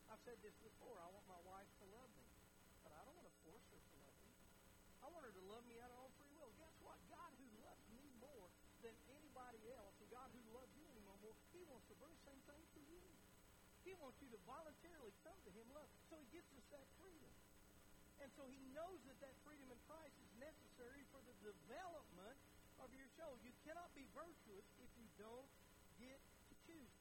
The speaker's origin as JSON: {"language": "English", "country": "United States", "said": "as an American"}